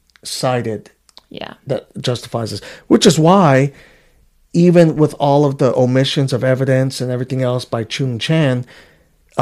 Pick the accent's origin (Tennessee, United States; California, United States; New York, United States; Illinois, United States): New York, United States; New York City; moved away; I grew up in Queens, New York. In Woodhaven, I lived in the Wyckoff apartments